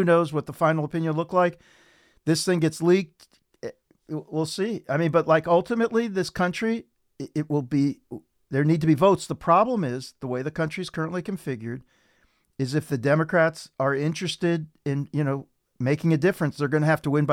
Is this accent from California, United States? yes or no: no; Ohio, United States; I'm from Ohio